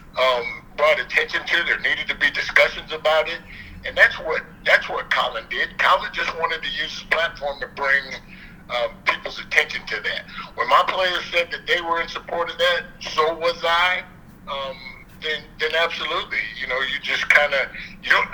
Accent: United States; I am an American

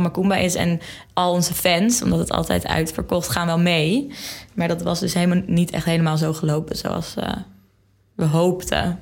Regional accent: Zeeland, Netherlands; moved away as an adult; now in Amsterdam, Netherlands; Ik kom uit Zeeland, heel ver

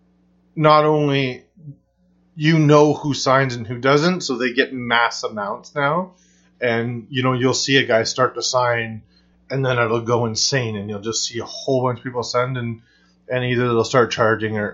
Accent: Canada; me being Canadian

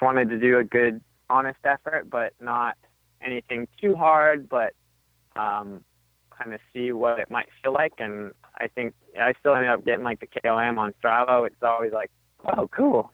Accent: Arizona, United States; I grew up in Arizona

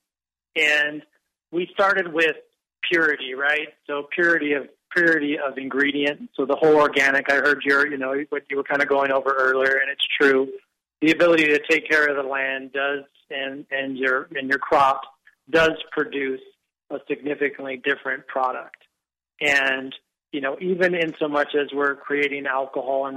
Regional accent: Maui, Hawaii, United States; I was born and raised here on Maui

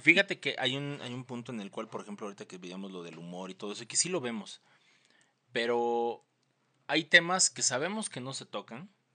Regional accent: Mexico City, Mexico; aunándole un granito más al estereotipo del chilango, pues salí de Conalep

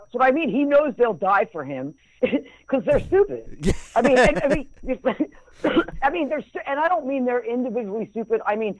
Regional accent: United States; I'm American. You know, I'm proud to be American.

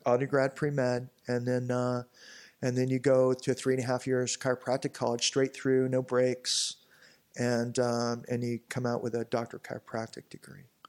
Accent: Newport Beach, California, United States; growing up in Newport

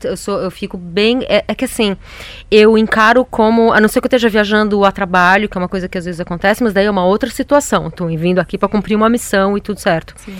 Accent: São Paulo, Brazil; eu sou paulistana, eu sou daqui, eu sou filha de uma família que já é paulistana, sei lá, quatro gerações

